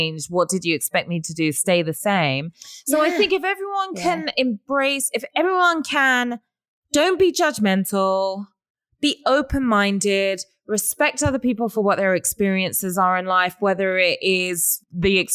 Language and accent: English; United Kingdom; moved away as an adult; now in Los Angeles, United States; I've been here for a long time, but I'm also a Brit